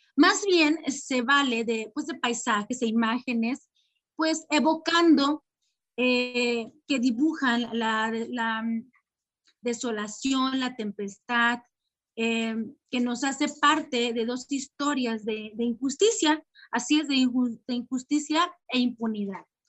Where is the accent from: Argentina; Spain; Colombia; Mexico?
Mexico; como, como mexicanos también